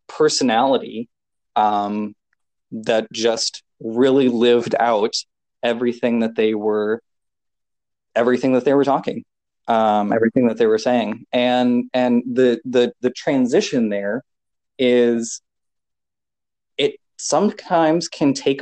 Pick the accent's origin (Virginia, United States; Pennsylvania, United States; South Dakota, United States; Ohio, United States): South Dakota, United States; Chamberlain; my hometown was the starting point